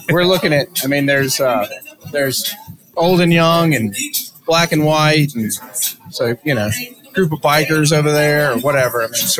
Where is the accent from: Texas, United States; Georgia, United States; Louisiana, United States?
Louisiana, United States; New Orleans; I grew up in New Orleans.